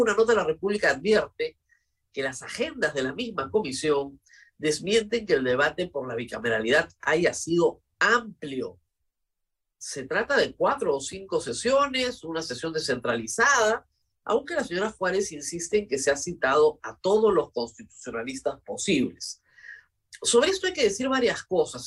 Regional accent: Peru; como peruano

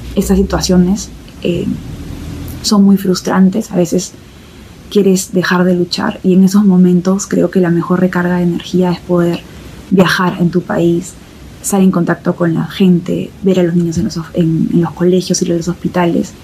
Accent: Peru; first language Spanish; Han pasado seis años desde que me gradué del de MPAID y volví a Perú

